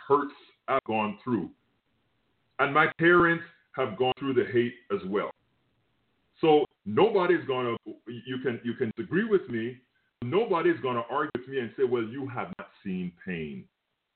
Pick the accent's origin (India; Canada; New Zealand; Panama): Panama; now in United States; Look, I am from Panama. Yes, I'm not from the United States of America.